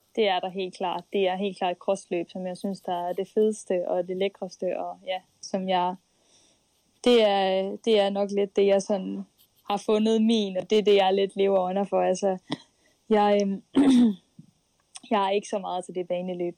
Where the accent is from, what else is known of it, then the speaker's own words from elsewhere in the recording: Skive, Central Denmark Region, Denmark; moved away; det var Skive, jeg kom fra